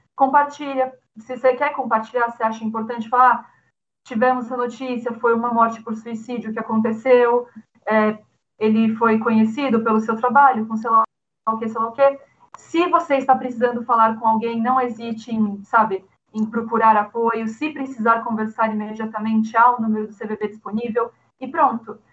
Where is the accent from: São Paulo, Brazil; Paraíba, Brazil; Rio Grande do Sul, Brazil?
São Paulo, Brazil; eu sou de São Paulo, São Paulo capital